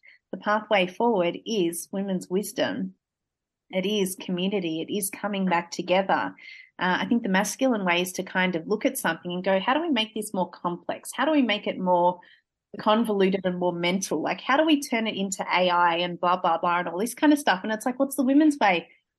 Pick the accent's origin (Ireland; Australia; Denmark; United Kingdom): Australia; So it was, a very stereotypical, I suppose, Australian suburban